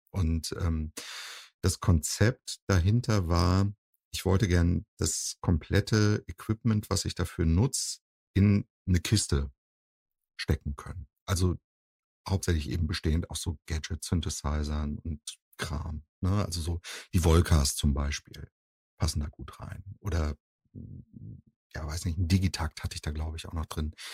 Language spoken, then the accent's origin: German; Husum, Schleswig-Holstein, Germany; now in Cologne, Germany